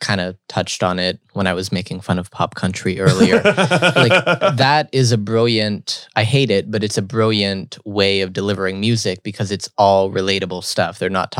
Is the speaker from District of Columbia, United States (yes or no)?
no; Evans City, Pennsylvania, United States; I'm from that culture. I'm from Evans City, Pennsylvania.